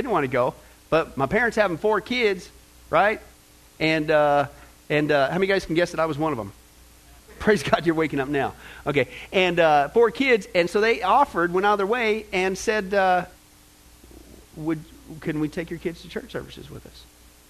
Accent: Kansas, United States; also born or lived in California / Nebraska; I was born in Kansas, California, went back to Kansas, Nebraska, Kansas, back to California.

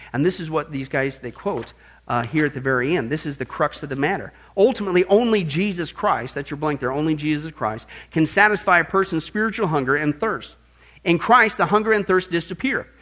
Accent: Midwest, United States; growing up in the Midwest

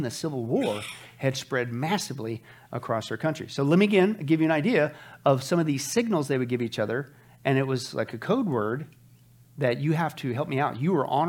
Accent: Kansas, Nebraska, Midwest, United States; moved away; also born or lived in California / New York / Las Vegas; I grew up in the Kansas, Nebraska

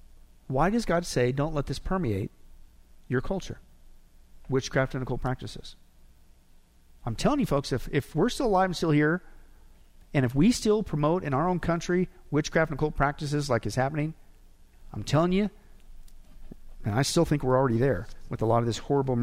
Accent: Nebraska, United States; I grew up in Nebraska, and one of the things we did in elementary schools, we had to study the different Indian tribes up there

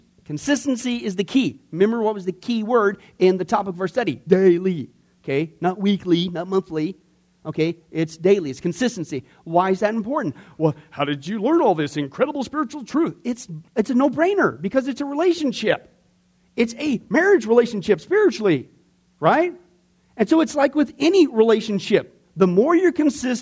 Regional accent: Midwest, United States; growing up in the Midwest

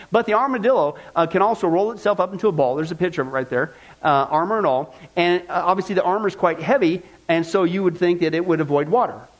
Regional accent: Midwest, United States; I grew up in the Midwest

